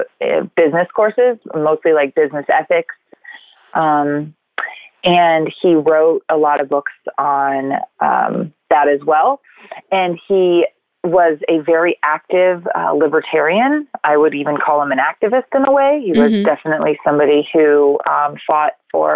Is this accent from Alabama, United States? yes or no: yes; Auburn, Alabama, United States; accent: Southern; moved away as an adult; also born or lived in Santa Barbara, California / Lugano, Switzerland / Nebraska; now in California, United States; I'm from Auburn, Alabama, because it's kind of where all my childhood memories are from and all my childhood friends